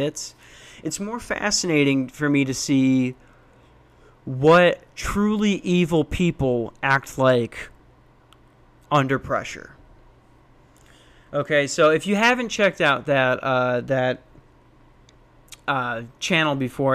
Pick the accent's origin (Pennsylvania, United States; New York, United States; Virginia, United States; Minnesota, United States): Minnesota, United States; Lakeville; moved away as an adult; also born or lived in Tucson, Arizona / Newnan, Georgia; grew up in Lakeville, Minnesota.